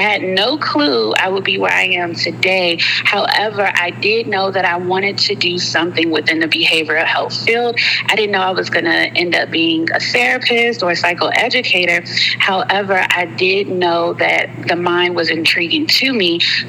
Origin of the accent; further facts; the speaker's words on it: Alabama, United States; I'm from Alabama, and most of my family is still in the state. I am a military brat, so I did move around quite often.